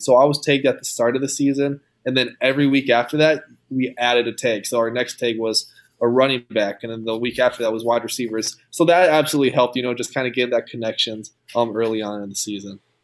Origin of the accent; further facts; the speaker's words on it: Rosemount, Minnesota, United States; born and raised in Minnesota, went to Rosemont